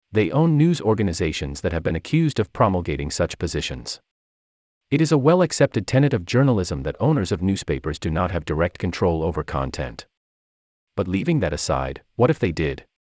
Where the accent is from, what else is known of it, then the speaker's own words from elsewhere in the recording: South Africa; I grew up in South Africa under apartheid.